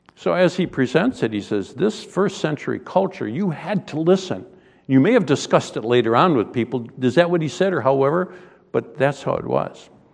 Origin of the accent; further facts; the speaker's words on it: Western New York, United States; moved away; I grew up in Western New York